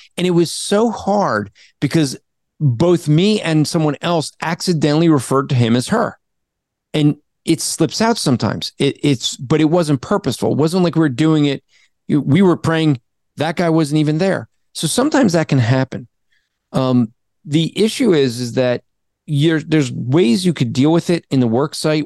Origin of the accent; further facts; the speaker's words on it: New Jersey, United States; I'm from Jersey